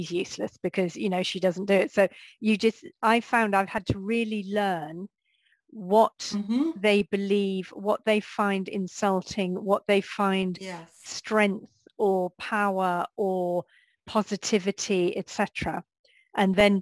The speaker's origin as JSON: {"language": "English", "country": "United Kingdom", "also_born_or_lived": "France / Spain", "moved": "as an adult", "said": "I am British. I mean, okay, I'm dual nationality, British and Irish, but, I'm British. And I've been living out of the UK for over 20 years when I came back"}